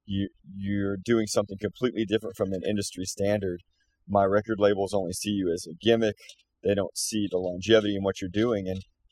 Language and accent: English; Fort Smith, Arkansas, United States; we're from Fort Smith, Arkansas, and we love being from that area